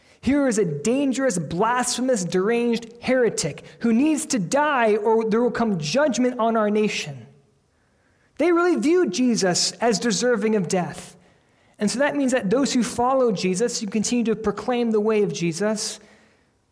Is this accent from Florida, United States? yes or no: no; Pennsylvania, United States; I grew up in the Bible Belt of Pennsylvania, where there was a church on every corner